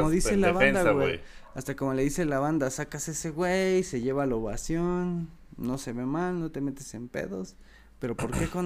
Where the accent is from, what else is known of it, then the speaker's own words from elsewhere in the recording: Mexico; sí cuesta más siendo mexicano porque obviamente un brasileño, un argentino, un uruguayo y están más probados